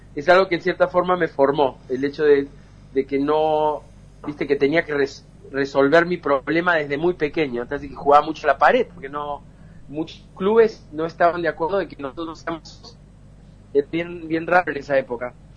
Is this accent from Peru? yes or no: yes; Peru; also born or lived in Córdoba, Argentina; mis padres eh, son cordobeses y nos mudamos de, de Argentina para Perú cuando yo tenía 7, 8 años